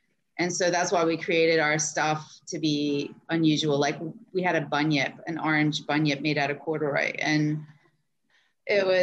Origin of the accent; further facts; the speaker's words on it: Jacksonville, Florida, United States; I grew up in Jacksonville, Florida